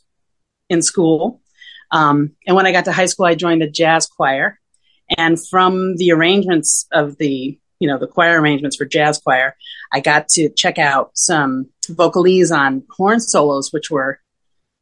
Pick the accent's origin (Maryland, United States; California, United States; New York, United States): New York, United States; Rochester; now in New York City, United States; I was born and raised in Rochester, New York, which is northwestern New York State